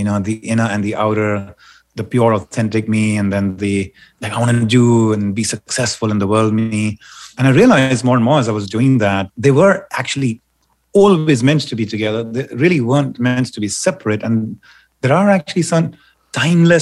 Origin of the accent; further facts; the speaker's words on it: India; moved away; I grew up in India